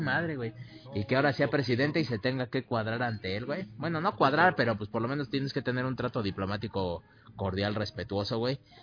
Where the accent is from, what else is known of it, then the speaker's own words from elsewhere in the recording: Mexico; Aún como mexicano